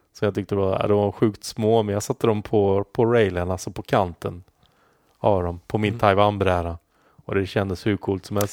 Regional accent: Halmstad, Halland County, Sweden; vi bodde ju närmare Danmark, eftersom jag är från Halmstad.

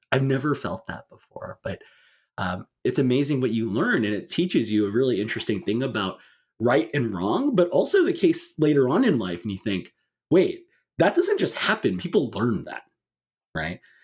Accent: California, United States; my home state of California

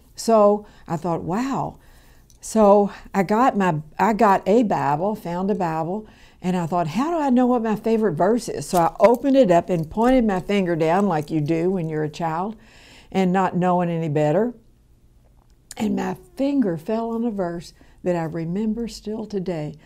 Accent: Louisville, Kentucky, United States; I was born here in Louisville, Kentucky, in the South End.

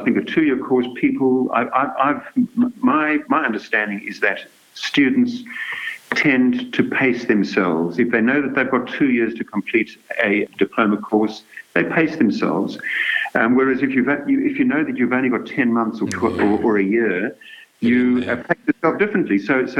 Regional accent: South Africa; also born or lived in Zululand / Port Elizabeth; now in Australia; So, look, I grew up in South Africa, in various places, I might add. You know, we moved around the country from Zululand, which is up near Durban, all the way out to Port Elizabe

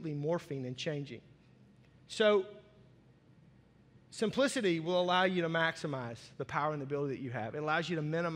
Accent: Arkansas, United States; I grew up in Arkansas

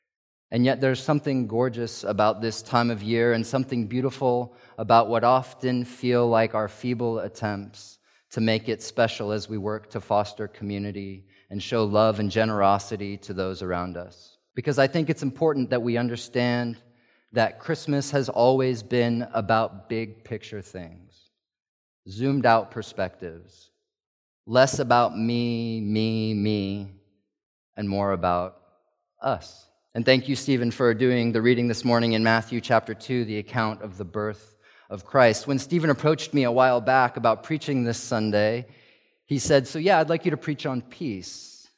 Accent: South Africa; Growing up in South Africa, where my sister and I grew up, this was a time of year that was always the opposite of cozy.

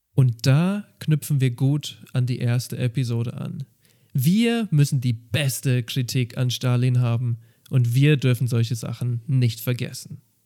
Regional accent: Germany; bei uns in Deutschland

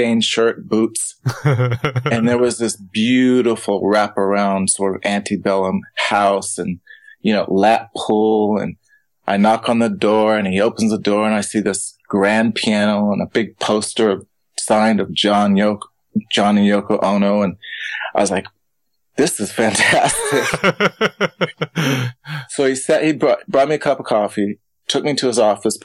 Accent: Davis, California, United States; I'm from Davis, which has the top wine school in the country

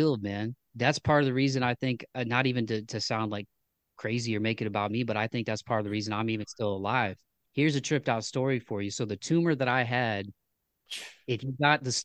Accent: Toledo, Ohio, United States; I grew up in Toledo, Ohio

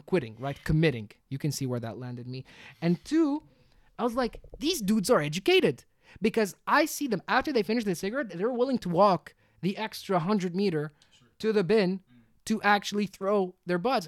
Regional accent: Tunisia; moved away; also born or lived in London / Abu Dhabi; I love my home country more than anything. I'm Tunisian.

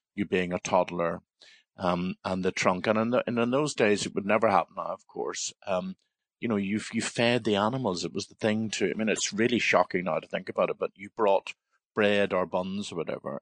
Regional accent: Belfast, Northern Ireland, United Kingdom; I was born in Belfast and I lived very near the Bellevue Zoo on the Antrim Road in Belfast

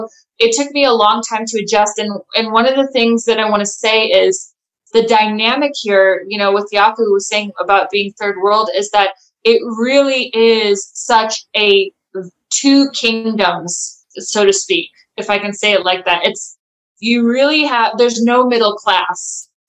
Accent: United States; now in South Africa; coming from America, when I came from America to South Africa, it was a huge culture shock for me.

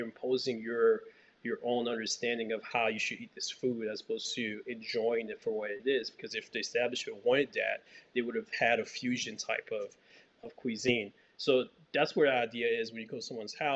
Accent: Haiti; now in United States; So I grew up in Haiti. So I had the privilege of growing up in Haiti

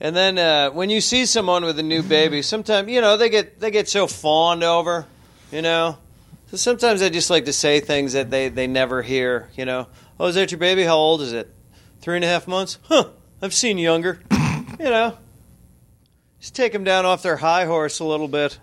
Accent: Chicago, Illinois, United States; I grew up in Chicago

